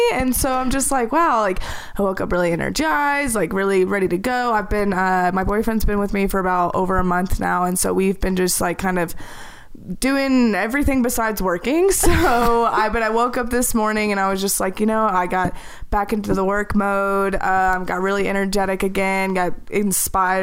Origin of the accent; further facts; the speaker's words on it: Little Rock, Arkansas, United States; moved away as an adult; also born or lived in Hawaii; now in Denver, United States; I'm from Little Rock, Arkansas, and I lived there for about 30 years, and I actually just moved to Denver last year